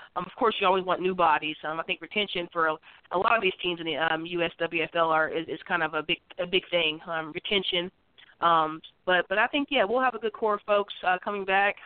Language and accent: English; West Virginia, United States; I'm from West Virginia, you know, I'm a West Virginia native